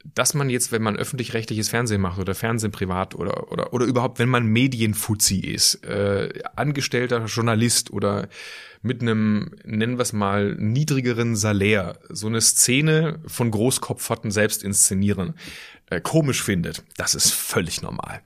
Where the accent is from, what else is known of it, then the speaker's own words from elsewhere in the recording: Schwäbisch Hall, Baden-Württemberg, Germany; moved away as an adult; also born or lived in Aachen / Ulm / Düsseldorf; now in Cologne, Germany; ich bin in Süddeutschland aufgewachsen, Kleinstadt Schwäbisch Hall